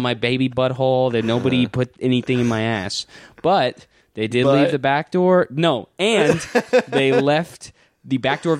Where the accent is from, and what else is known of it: North Carolina, United States; born or raised there